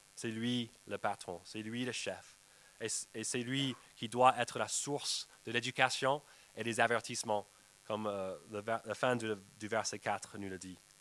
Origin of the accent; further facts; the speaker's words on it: United States; moved away; chez moi aux États-Unis avec ma nièce. Je rentrais pour visiter ma famille